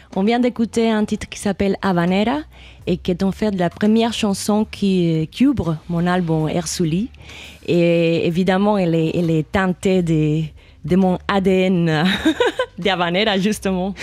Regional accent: Cuba; moved away; j'ai grandi à Cuba

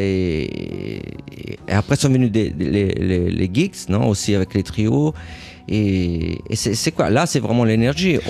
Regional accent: Rome, Lazio, Italy; French is a second language; moved away; also born or lived in Paris / New York; J'ai grandi à Rome

